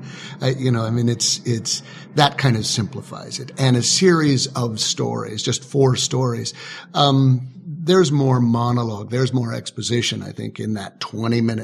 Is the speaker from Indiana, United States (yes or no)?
yes; Indiana, United States; I'm from Indiana, and I have farm people in generations ago. And I spent time on a farm when I was young